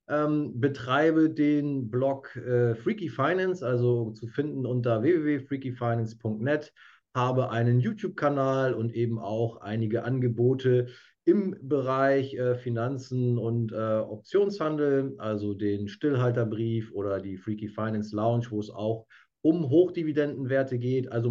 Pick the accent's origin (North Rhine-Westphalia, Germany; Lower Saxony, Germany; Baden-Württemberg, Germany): Lower Saxony, Germany; now in Hamburg, Germany; Ja, ich komme ursprünglich aus der Lüneburger Heide, lebe ähm, seit vielen Jahren in, in Hamburg